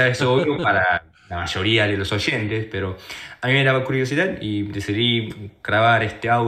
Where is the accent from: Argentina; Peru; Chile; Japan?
Japan; Spanish is a second language; y llevo un año y con nueve meses estudiando español.